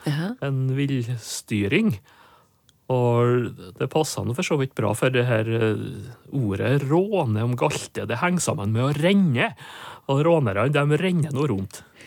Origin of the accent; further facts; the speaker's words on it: Nordmøre, Møre og Romsdal, Norway; Nordmøre, der jeg vokste opp.